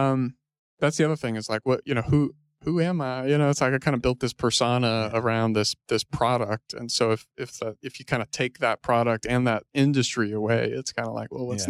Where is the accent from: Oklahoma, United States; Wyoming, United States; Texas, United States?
Texas, United States; Houston; moved away as an adult; also born or lived in Austin, Texas; now in Fort Worth, United States; Grew up in Houston.